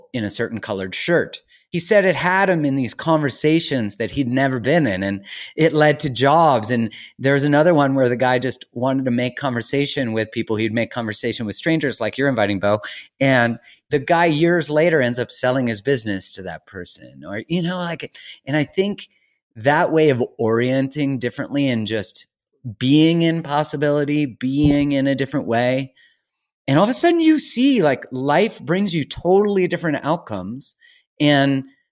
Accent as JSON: {"language": "English", "town": "Vancouver", "region": "British Columbia", "country": "Canada", "said": "I'm from Vancouver"}